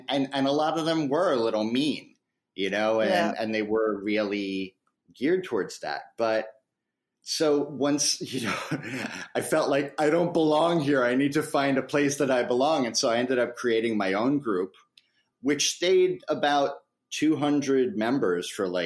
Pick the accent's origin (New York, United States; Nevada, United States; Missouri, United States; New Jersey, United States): New York, United States; where I come from is New York in the good old US